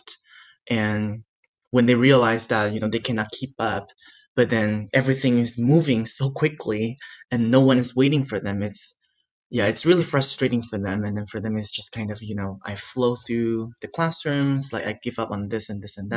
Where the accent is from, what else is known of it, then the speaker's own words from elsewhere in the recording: Taitung, Taitung County, Taiwan; English is a second language; moved away as an adult; now in United States; I grew up in Taitung, which is like a small town in the east of Taiwan